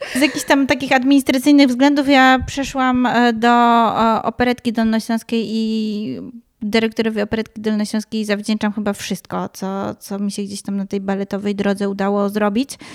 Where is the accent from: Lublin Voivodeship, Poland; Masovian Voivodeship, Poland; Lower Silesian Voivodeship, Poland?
Lower Silesian Voivodeship, Poland; Wrocław; my we wrocławskich blokowiskach